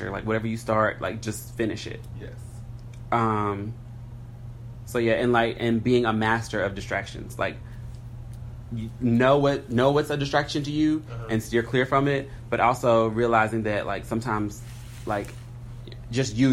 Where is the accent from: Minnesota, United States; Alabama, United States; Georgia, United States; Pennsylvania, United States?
Georgia, United States; Atlanta; this is my name, this is where I'm from, I'm from Atlanta, blah blah blah blah